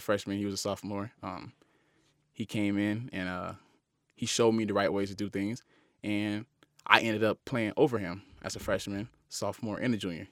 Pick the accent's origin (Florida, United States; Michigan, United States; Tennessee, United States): Florida, United States; Miami; moved away as an adult; also born or lived in Utah; growing up in Miami, I always, uh, was able to go to the University of Miami